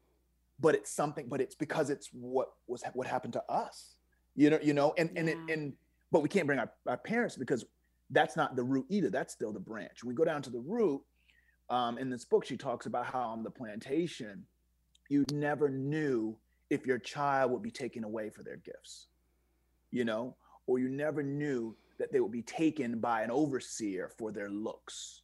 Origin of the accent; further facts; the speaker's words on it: Virginia, United States; I'm from Virginia